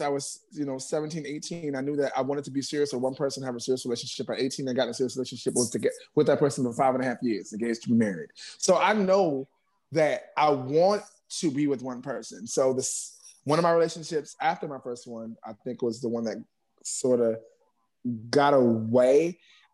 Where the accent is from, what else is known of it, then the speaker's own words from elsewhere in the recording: New York City, New York, United States; also born or lived in Bronx; I'm from Harlem, but I'm up in the Bronx now.